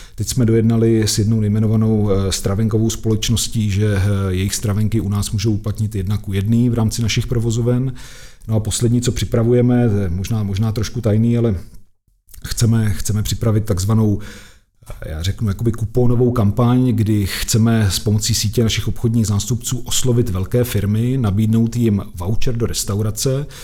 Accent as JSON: {"language": "Czech", "country": "Czechia", "said": "my jako Češi jsme nejšikovnější národ na světě"}